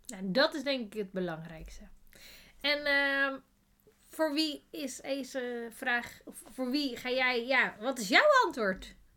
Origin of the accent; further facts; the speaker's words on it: Netherlands; wij zijn Nederlanders